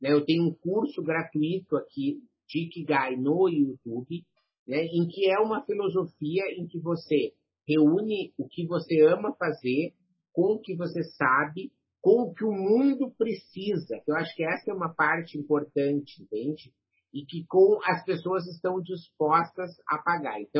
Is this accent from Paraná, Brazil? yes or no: no; Rio Grande do Sul, Brazil; acho que é porque eu sou gaúcho